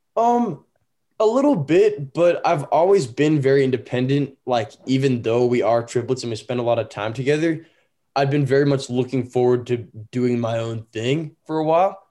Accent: Danville, California, United States; also born or lived in Walnut Creek, California; now in Utah, United States; I grew up in Northern California, but I'm currently based in Utah

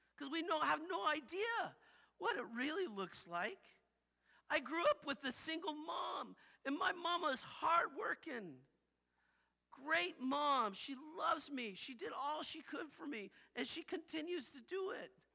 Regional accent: United States; I I grew up saying that I was Christian because I'm American

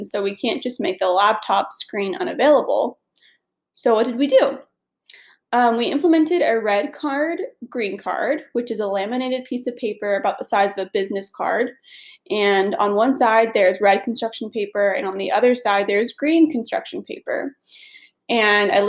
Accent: Atlanta, Georgia, United States; I was born and raised in Atlanta. And I currently live in Atlanta

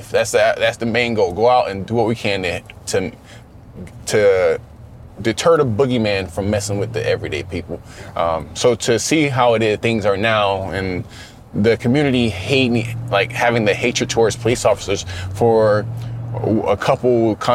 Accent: the South, United States; I understand growing up in the South, I've been discriminated against.

